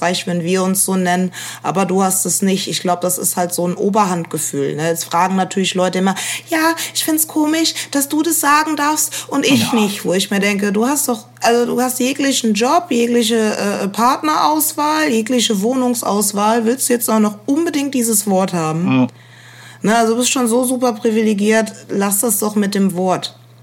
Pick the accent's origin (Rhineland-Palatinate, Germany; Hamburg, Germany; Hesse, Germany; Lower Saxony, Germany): Rhineland-Palatinate, Germany; Koblenz; now in Berlin, Germany; ich bin äh, in Rheinland-Pfalz aufgewachsen